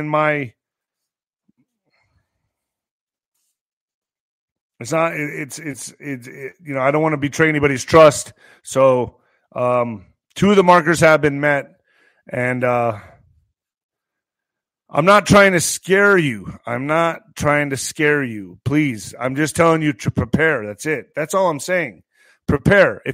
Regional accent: United States; I'm doing my job as an American citizen, as an American patriot

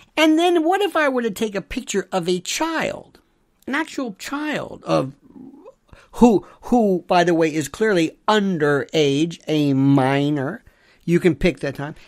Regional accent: Florida, United States; Florida, my home state

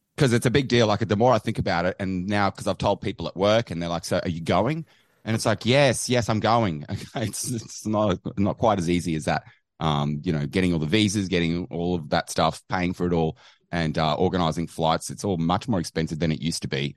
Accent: Australia; I'm from Australia.

